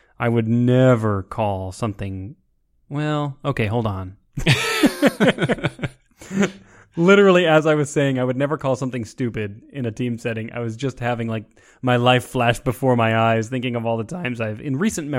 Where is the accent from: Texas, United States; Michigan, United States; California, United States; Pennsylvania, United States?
Texas, United States; I grew up in Texas.